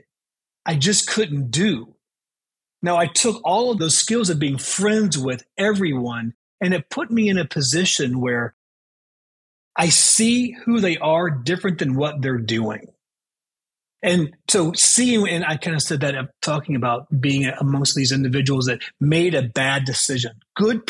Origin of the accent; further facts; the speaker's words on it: Chicago, Illinois, United States; also born or lived in Baton Rouge, Louisiana; We moved from Baton Rouge, Louisiana, when I was 9 years old, to Chicago